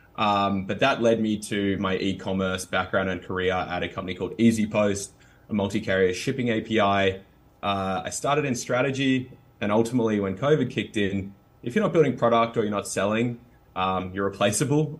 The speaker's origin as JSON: {"language": "English", "country": "Australia", "accent": "Australian", "said": "Australians, which is, you know, where my accent from"}